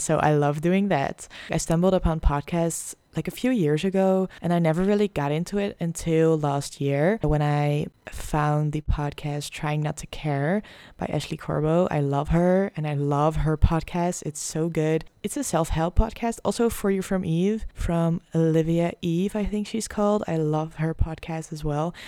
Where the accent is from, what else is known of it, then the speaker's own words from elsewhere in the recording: Netherlands; English is a second language; I am from the Netherlands. I'm Dutch, so please excuse my accent.